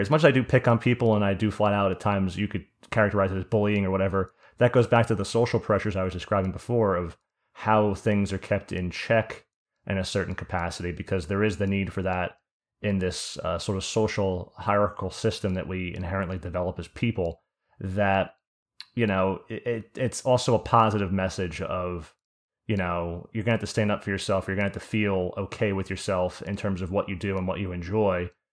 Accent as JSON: {"language": "English", "region": "New Jersey", "country": "United States", "said": "I'm from Jersey"}